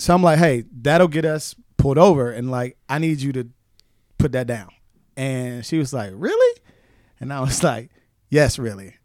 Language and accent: English; Wilson, North Carolina, United States; moved away as an adult; now in Atlanta, United States; I grew up in Wilson, and my neighborhood was a majority black neighborhood